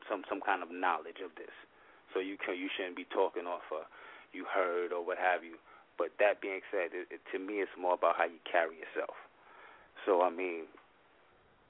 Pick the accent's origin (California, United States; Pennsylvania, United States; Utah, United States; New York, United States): New York, United States; New York City; I'm from New York City.